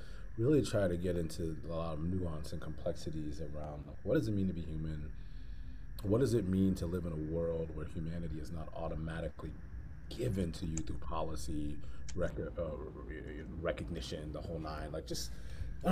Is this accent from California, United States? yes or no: no; Hartford, Connecticut, United States; moved away as an adult; now in Philadelphia, United States; I'm born and raised in Hartford, Connecticut, and came to Philadelphia to go to school